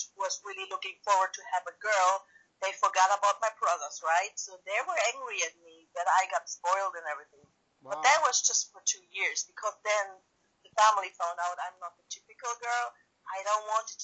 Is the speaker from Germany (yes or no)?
yes; East Germany, Germany; always in Germany. I don't know if you know a little bit of the history of my country. We had East and West Germany before, and yeah, I was born in East Germany